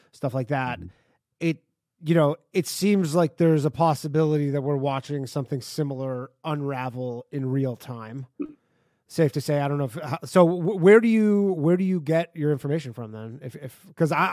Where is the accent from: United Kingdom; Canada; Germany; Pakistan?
Canada; Toronto, Ontario; Me and the next guy are both from around Toronto area